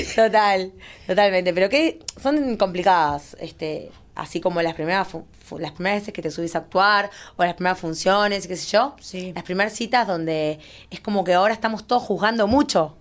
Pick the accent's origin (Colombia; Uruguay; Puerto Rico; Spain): Uruguay; moved away; soy uruguaya, me vine a vivir acá hace mucho tiempo